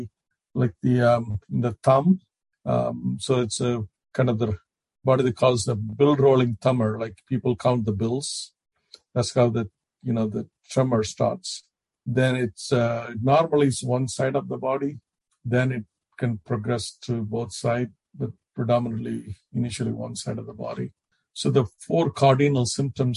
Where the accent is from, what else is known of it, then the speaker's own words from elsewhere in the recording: India; moved away as an adult; now in United States; when I grew up and back in India